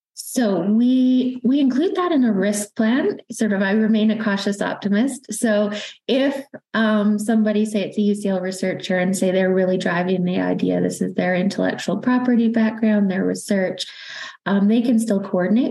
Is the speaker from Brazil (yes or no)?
no; Canada; accent: Canadian; now in London, United Kingdom; it's Canadian accent. So I'm originally from Canada, but now also British